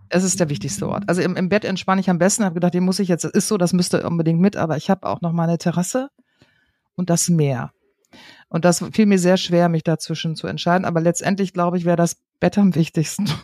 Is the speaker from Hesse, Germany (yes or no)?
no; Münster, North Rhine-Westphalia, Germany; ich komme ja aus Münster, aus einer absoluten Fahrradstadt und bin es natürlich gewohnt, ich glaube, seitdem ich viel bin, Fahrrad zu fahren hier